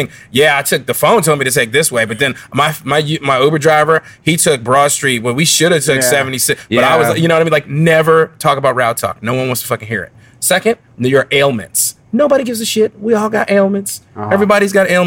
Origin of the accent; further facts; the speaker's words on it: Philadelphia, Pennsylvania, United States; moved away; also born or lived in Chicago; we didn't have growing up in Philly